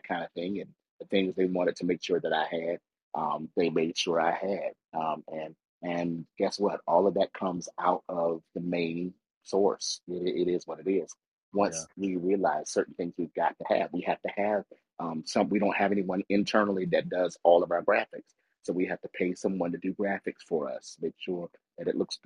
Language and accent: English; United States; I was born in America